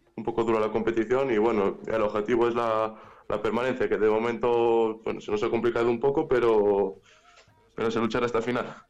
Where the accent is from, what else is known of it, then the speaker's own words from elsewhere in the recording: Valladolid, Castile and León, Spain; soy de Valladolid.